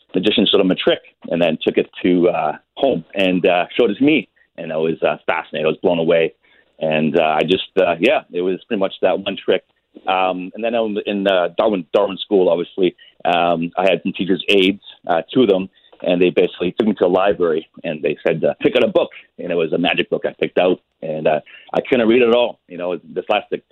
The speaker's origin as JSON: {"language": "English", "town": "Winnipeg", "region": "Manitoba", "country": "Canada", "tie": "born or raised there", "also_born_or_lived": "Thompson, Manitoba", "said": "I was raised in Winnipeg."}